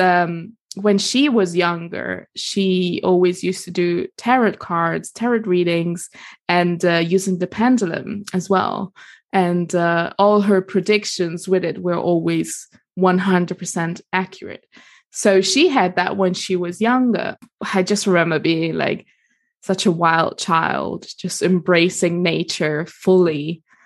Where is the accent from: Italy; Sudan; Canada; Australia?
Italy; accent: international; moved away as an adult; also born or lived in Germany / United States; now in London, United Kingdom; kindergarten in Germany, and then moved to Italy, and then did kind of like schools and like pretty much all my teenage years over there.